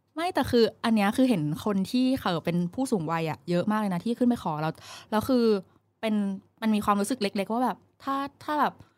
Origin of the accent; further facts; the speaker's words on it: Thailand; เราเป็นคนไทย